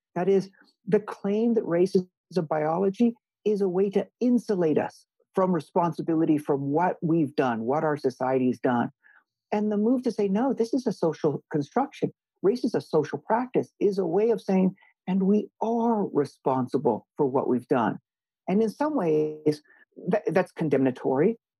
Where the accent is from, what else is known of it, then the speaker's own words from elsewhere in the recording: Hawaii, United States; moved away as an adult; also born or lived in Missouri / Princeton; I was born and raised in Hawaii along with an older brother